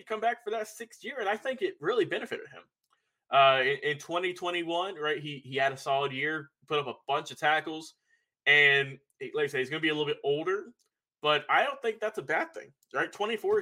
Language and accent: English; Douglasville, Georgia, United States; I'm from Douglasville.